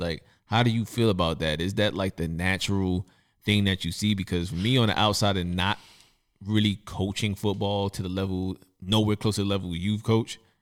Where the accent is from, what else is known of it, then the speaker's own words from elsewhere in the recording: New York City, New York, United States; I'm from Brooklyn, I'm from Bed-Stuy, and there was things that went on during my childhood